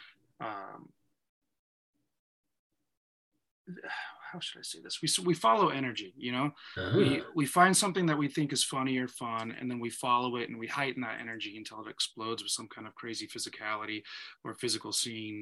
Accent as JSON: {"language": "English", "town": "Reno", "region": "Nevada", "country": "United States", "said": "I'm from Reno, and I've, kind of from a different world than the city folk."}